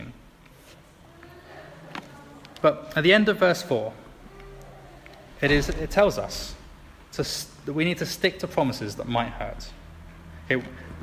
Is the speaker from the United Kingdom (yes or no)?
yes; England, United Kingdom; especially as an Englishman